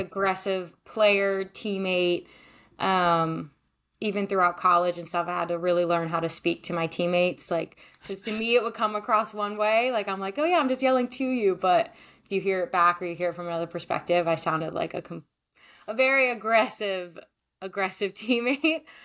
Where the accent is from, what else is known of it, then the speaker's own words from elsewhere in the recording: Maryland, United States; moved away as an adult; also born or lived in Denmark / Iceland / Israel; now in California, United States; I'm originally from Maryland, but I live in California now